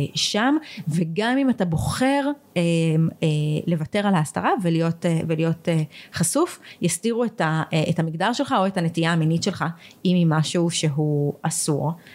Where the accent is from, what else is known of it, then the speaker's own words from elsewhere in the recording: Israel; ישראלים שרגילים למערכת אה, אה, בריאות ממלכתית